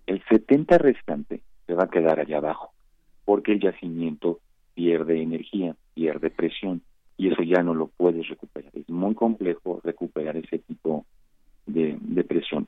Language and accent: Spanish; Mexico